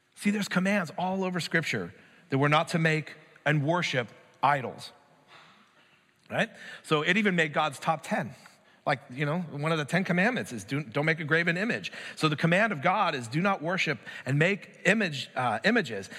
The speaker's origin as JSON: {"language": "English", "country": "United States", "said": "I'm an American"}